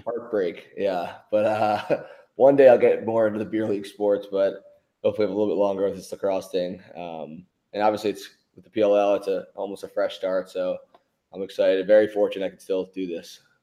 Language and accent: English; Philadelphia, Pennsylvania, United States; I love that I'm from Philly.